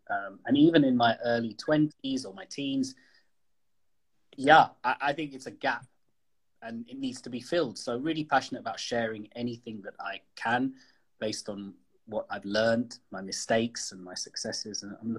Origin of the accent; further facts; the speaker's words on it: United Kingdom; I'm British Indian.